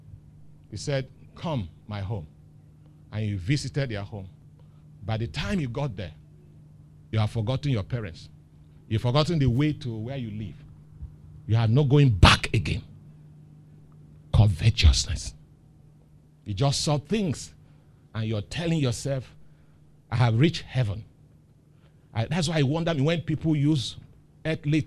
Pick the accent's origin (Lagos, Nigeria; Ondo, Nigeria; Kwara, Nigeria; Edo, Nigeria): Lagos, Nigeria; I grew up in Dolphin Estate